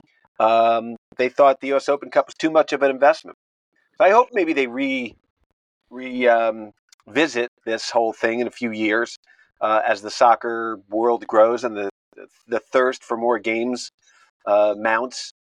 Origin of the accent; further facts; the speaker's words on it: Connecticut, United States; I grew up in Connecticut